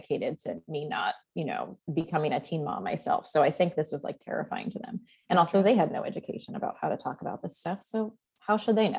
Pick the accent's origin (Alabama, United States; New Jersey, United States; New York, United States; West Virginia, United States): New York, United States; Long Island; moved away; we're both from New York. Like I don't live there now.